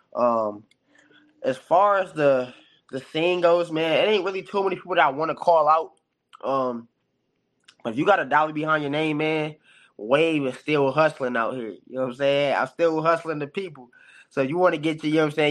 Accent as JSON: {"language": "English", "town": "Detroit", "region": "Michigan", "country": "United States", "said": "my background, it's Detroit all day"}